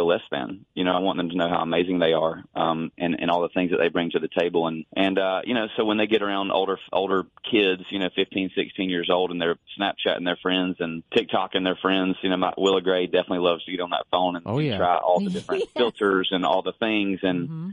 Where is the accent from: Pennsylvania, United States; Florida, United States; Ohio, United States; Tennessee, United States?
Tennessee, United States; 30 minutes outside of Nashville North; I was raised 30 minutes outside of Nashville North